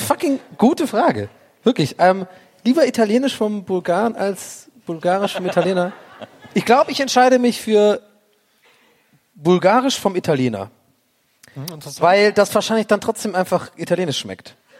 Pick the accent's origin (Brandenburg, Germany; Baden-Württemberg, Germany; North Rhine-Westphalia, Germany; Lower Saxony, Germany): North Rhine-Westphalia, Germany; Cologne; als Kölner